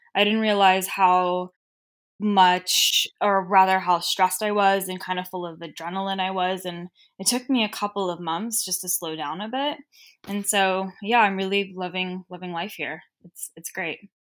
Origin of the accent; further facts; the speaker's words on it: Los Angeles, California, United States; accent: Cher from Clueless (Valley girl); I grew up in Southern California